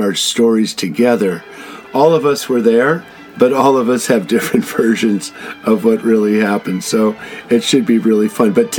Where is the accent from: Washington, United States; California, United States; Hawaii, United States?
California, United States; Santa Barbara; I was from Santa Barbara